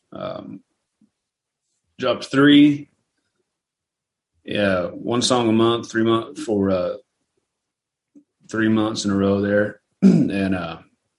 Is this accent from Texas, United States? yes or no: yes; Hereford, Texas, United States; also born or lived in Amarillo, Texas / Lubbock, Texas; I'm from Hereford, Texas. I was born in Amarillo. Grew up in Hereford, graduated out of Amarillo